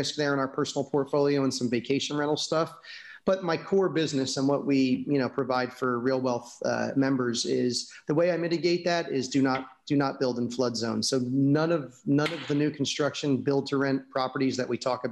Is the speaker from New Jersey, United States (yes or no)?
yes; New Jersey, United States; also born or lived in California / New York; now in Florida, United States; I grew up in New Jersey